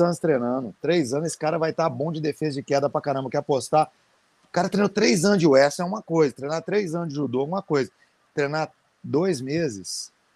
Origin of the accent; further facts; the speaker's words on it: Brazil; eu sou brasileiro